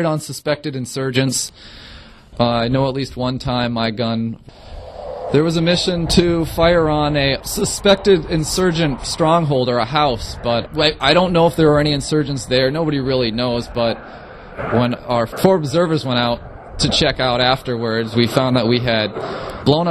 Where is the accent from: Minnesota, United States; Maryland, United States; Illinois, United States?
Minnesota, United States; Melrose; I'm originally from Melrose, Minnesota